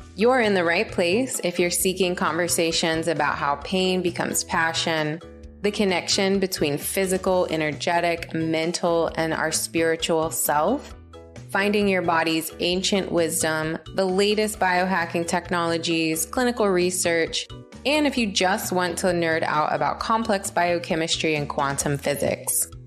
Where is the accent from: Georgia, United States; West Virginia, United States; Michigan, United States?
West Virginia, United States; moved away; I grew up in West Virginia